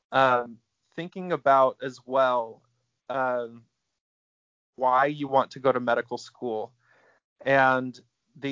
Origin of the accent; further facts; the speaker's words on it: Utah, United States; moved away as an adult; also born or lived in Alabama; I grew up in Utah and went to Alabama